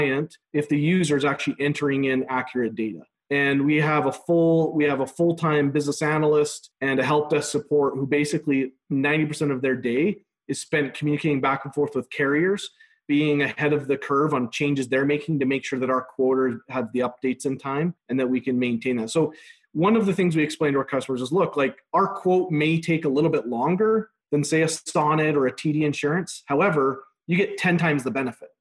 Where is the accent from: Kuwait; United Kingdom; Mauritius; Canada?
Canada; Magrath, Alberta; moved away as an adult; also born or lived in United States; I was born and raised in McGrath, Alberta. I'm actually a 5th generation from this town.